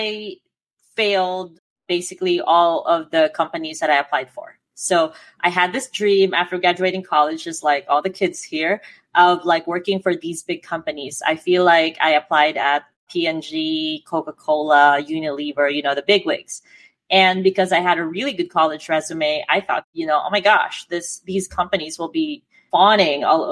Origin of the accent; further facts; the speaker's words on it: Philippines; I'm Filipino